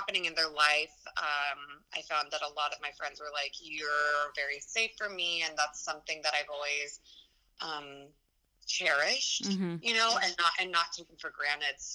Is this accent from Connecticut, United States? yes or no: no; Boulder, Colorado, United States; also born or lived in Los Angeles, California; now in New York City, United States; I'm from Boulder, Colorado